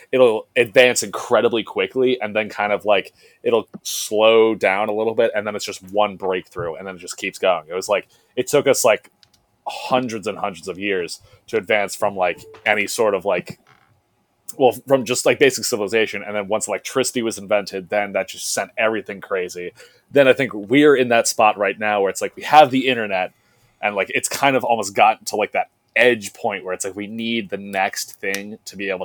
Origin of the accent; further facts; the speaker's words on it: New Jersey, United States; we're all from Jersey here